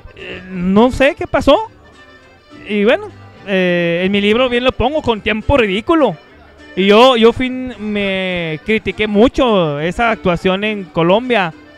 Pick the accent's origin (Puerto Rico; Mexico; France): Mexico; Chihuahua; Yo soy el, eh, de Chihuahua